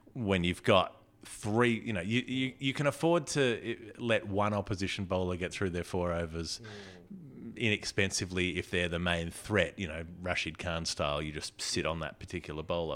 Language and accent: English; Melbourne, Victoria, Australia; my hometown